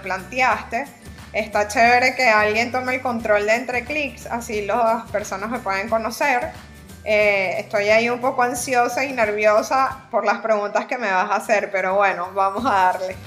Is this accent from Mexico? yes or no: no; Venezuela; moved away as an adult; now in Panama; Soy venezolana tal cual lo dices, me vine a Panamá hace seis años